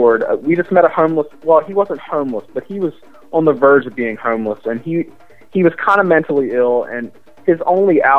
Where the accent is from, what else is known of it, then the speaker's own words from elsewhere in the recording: Baltimore, Maryland, United States; my hometown of Baltimore, Maryland